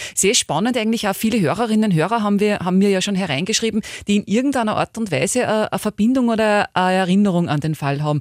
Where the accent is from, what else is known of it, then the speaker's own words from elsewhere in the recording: Upper Austria, Austria; hier bei uns in Oberösterreich